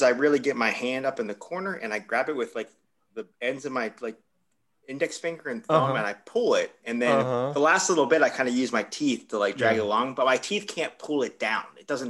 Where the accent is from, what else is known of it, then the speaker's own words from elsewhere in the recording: United States; I'm from the United States.